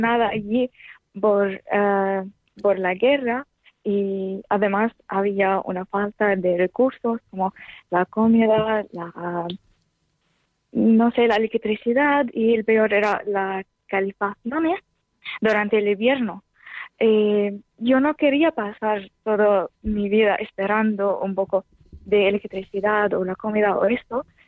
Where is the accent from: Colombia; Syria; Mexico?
Syria; Homs, Homs Governorate; Spanish is a second language; moved away as an adult; now in Spain; yo soy de Homs, una ciudad en Siria